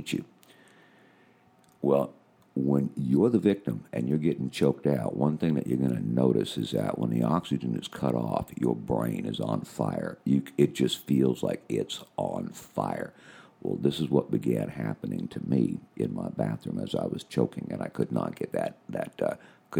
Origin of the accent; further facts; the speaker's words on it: Washington, United States; also born or lived in Toronto, Canada / Okinawa, Japan; I'm an American. I'm from Washington State